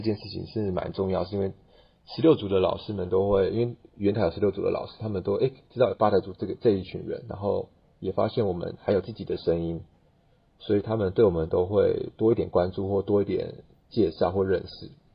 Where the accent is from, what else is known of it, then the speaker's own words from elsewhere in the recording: Puli, Nantou County, Taiwan; 我来自南投埔里，我是八仔族